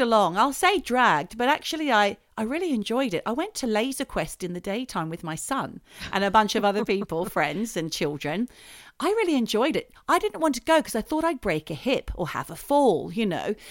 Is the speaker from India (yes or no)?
no; Australia; I'm Australian.